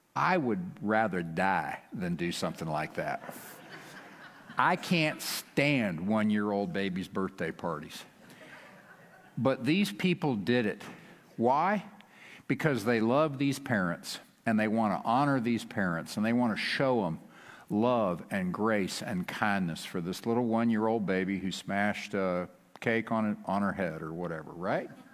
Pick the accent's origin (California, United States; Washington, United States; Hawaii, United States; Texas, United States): Texas, United States; West; we are from West Texas